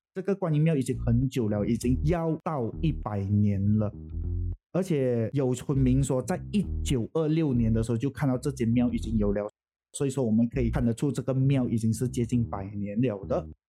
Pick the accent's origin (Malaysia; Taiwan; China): Malaysia; Puchong, Selangor; 小弟是在这边长大的，算是我真正的家乡吧